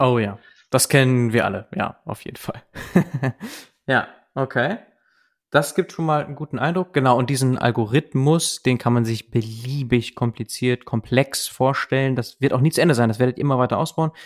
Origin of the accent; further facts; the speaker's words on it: Germany; bei uns in Deutschland